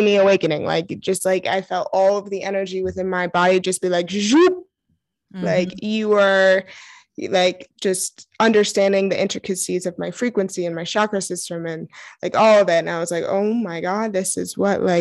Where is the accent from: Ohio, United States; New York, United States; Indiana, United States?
New York, United States; New York City; I'm originally from New York City, Brooklyn area